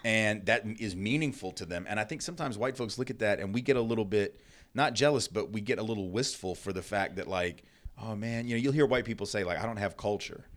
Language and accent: English; Nashville, Tennessee, United States; I'm Jewish and I grew up in the South. So I guess, like, there were certainly times that I was mistreated, um, being Jewish in a place like Nashville, Tennessee